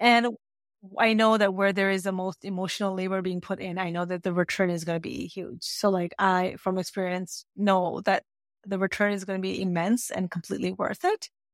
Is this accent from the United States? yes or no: no; Canada; And I grew up in Canada, by the way, so this is Canadian education system.